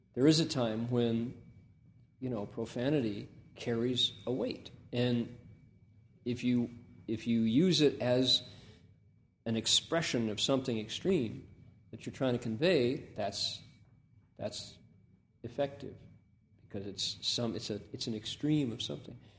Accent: Toledo, Ohio, United States; moved away as an adult; I was from Toledo

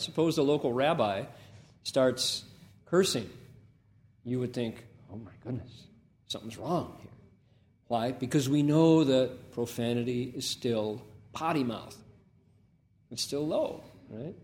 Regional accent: Toledo, Ohio, United States; moved away as an adult; I was from Toledo

